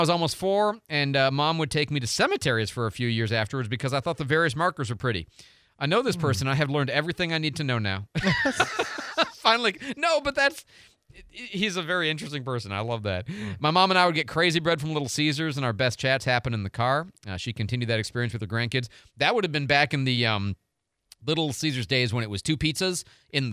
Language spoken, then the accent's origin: English; St. Louis, Missouri, United States; now in Pensacola, United States; we're from St. Louis